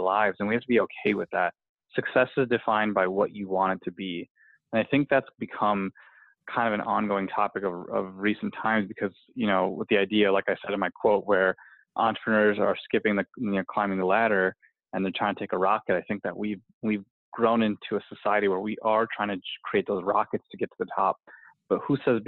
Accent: Cleveland, Ohio, United States; my hometown

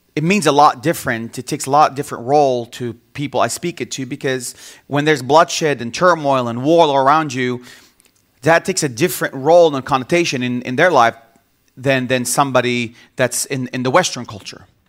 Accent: Bethlehem, West Bank, Palestine; also born or lived in Jerusalem; I was born in Jerusalem, and I grew up in the city of Bethlehem all my life.

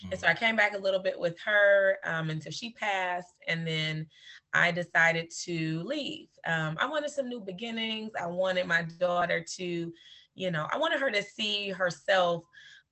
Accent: Detroit, Michigan, United States; also born or lived in Florida; born and bred. And so I have I spent my whole life in Detroit

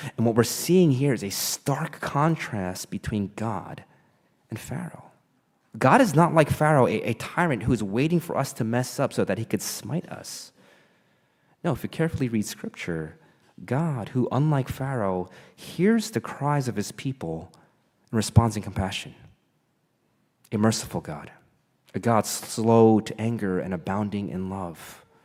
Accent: Caldwell, New Jersey, United States; I grew up in Caldwell, two towns over from Montclair

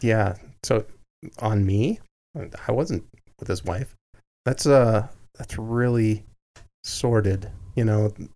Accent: Salt Lake City, Utah, United States; growing up in downtown Salt Lake City

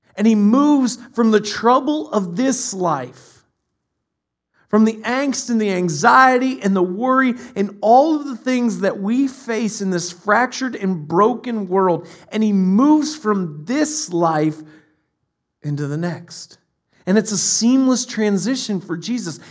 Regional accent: Ohio, United States; my parents are in Ohio. We're from Ohio

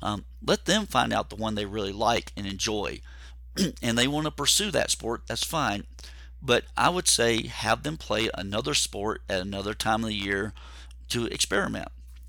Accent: Georgia, United States; I grew up near Atlanta. I was a Falcons fan for a long, long time, big Braves fan.

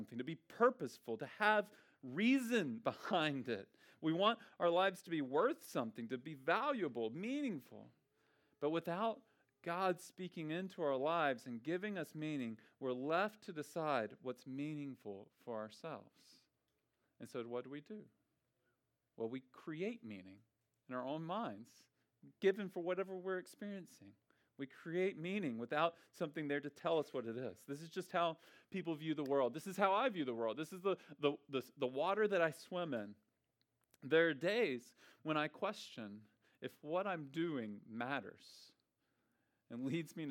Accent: Memphis, Tennessee, United States; I'm from Memphis.

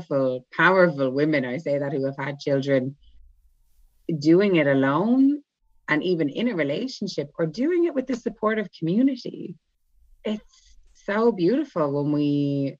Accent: Ireland; first language English; moved away; also born or lived in Ibiza; I'm from Ireland. I live in Ibiza, actually. Well, I'm in Ireland now.

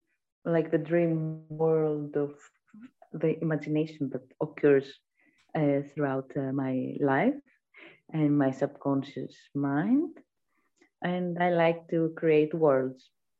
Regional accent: Greece; I'm from Greece. I'm an artist

